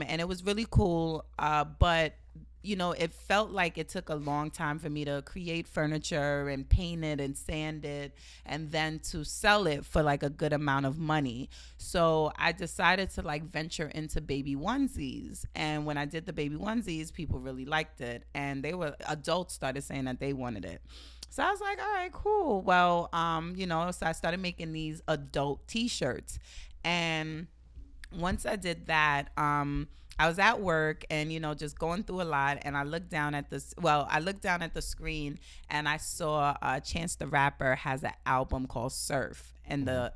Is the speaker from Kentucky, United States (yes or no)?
no; New York City, New York, United States; also born or lived in Jamaica; I'm from Brooklyn, New York